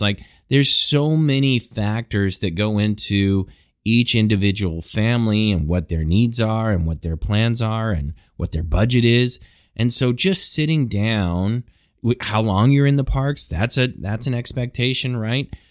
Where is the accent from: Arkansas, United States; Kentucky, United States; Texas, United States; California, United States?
Texas, United States; Houston; We're from Houston